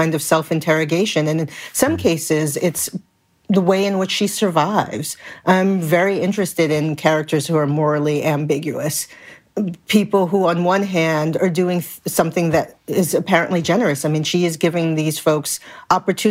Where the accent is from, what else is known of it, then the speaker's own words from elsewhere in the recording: New York City, New York, United States; I grew up in Brooklyn in a multicultural community.